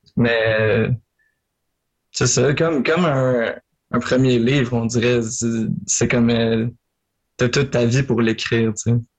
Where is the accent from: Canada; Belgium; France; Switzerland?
Canada; Marieville, Quebec; je viens de Marieville en Montérégie, sur la rive sud